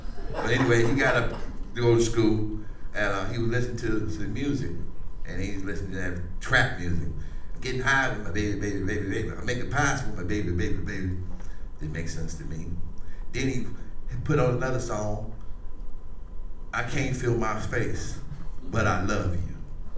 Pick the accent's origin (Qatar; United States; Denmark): United States; Chicago, Illinois; See, I'm from Chicago. Anybody been there? Yeah, you know, it's okay. It's okay, I moved here.